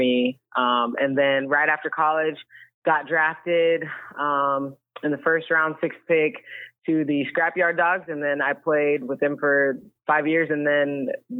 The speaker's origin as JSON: {"language": "English", "town": "Kansas City", "country": "United States", "moved": "as an adult", "lives_now": "Brookings, United States", "said": "I'm originally from Kansas City, so when I moved to Brookings"}